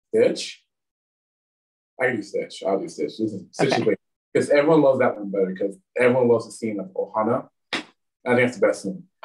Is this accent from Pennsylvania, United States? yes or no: yes; Washington, Pennsylvania, United States; also born or lived in the South (US); I got back to my hometown. Well, I got into Washington, Pennsylvania